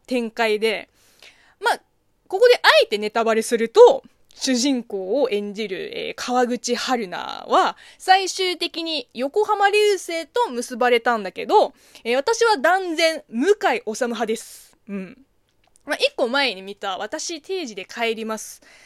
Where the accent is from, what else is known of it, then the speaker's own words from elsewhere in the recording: China; moved away; 中国生 まれ、中国育ちの私